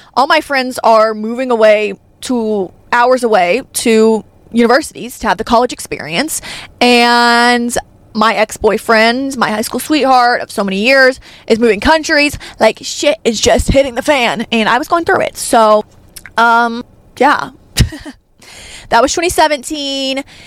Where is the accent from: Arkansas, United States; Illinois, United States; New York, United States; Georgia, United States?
Arkansas, United States; I'm from Arkansas